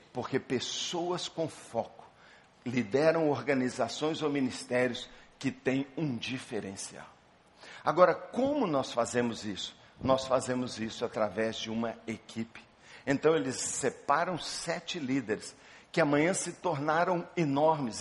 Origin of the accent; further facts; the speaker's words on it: Belo Horizonte, Minas Gerais, Brazil; Eu sou de Belo Horizonte